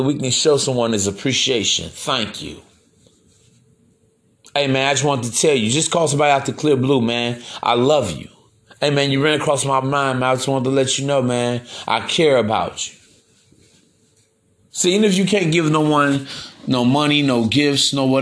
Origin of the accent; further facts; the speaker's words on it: East Chicago, Indiana, United States; I'm from East Chicago myself, man. It's only about, what, 20 minutes outside Chicago.